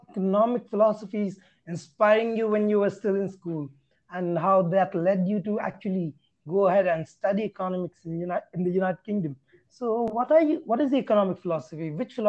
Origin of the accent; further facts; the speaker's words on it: India; especially as an Indian, I totally get it, because even in India, we are like many things.